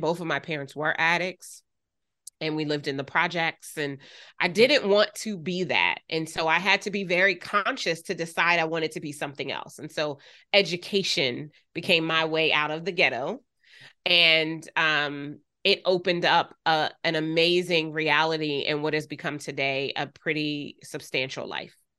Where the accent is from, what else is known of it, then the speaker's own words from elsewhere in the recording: Wilmington, Delaware, United States; I grew up in Wilmington, Delaware.